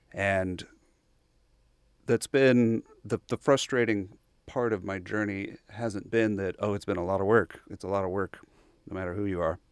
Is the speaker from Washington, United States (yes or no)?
no; Bryan, Texas, United States; I grew up in Bryan. Uh, so I'm actually a, a local townie